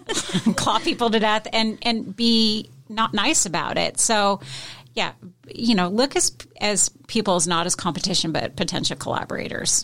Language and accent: English; Seattle, Washington, United States; moved away; I'm originally from Seattle, so my husband and I, we lived in Seattle most of her, well, I lived most of my life